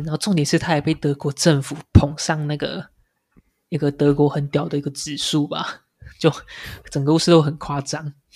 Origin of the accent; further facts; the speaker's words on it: Taiwan; 我们台湾人